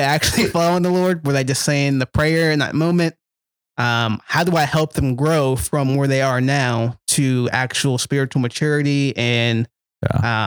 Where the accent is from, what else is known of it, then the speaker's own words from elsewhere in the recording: Gloucester, Virginia, United States; I grew up in Gloucester, Virginia, another small place